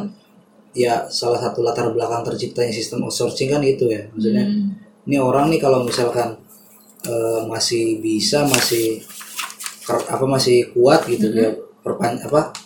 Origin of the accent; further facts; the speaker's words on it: Subang, West Java, Indonesia; moved away; di masyarakat gue tuh di kampung gue di Subang sana